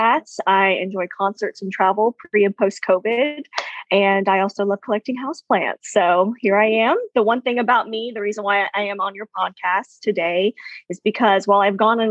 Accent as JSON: {"language": "English", "region": "rural South Carolina", "country": "United States", "tie": "born or raised there", "also_born_or_lived": "Philippines", "moved": "as an adult", "lives_now": "Atlanta, United States", "said": "I am originally from the Philippines. So my mom and dad are both Filipino, and I moved to the United States, more specifically rural South Carolina, when I was very, very young"}